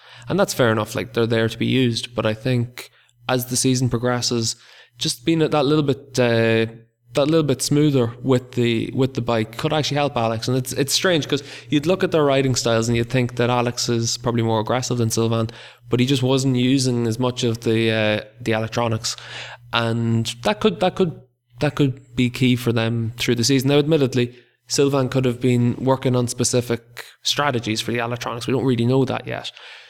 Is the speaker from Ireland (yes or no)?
yes; Ireland; I'm from Ireland.